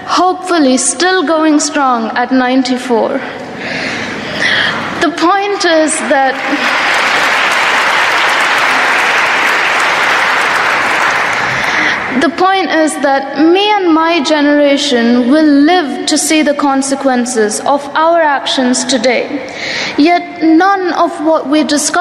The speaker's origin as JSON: {"language": "English", "country": "India", "said": "I'm not just a girl from India"}